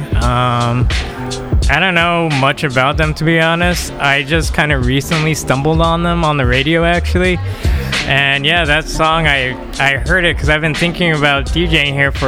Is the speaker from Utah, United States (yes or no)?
yes; Salt Lake City, Utah, United States; moved away as an adult; now in Los Angeles, United States; originally I am from Salt Lake City, Utah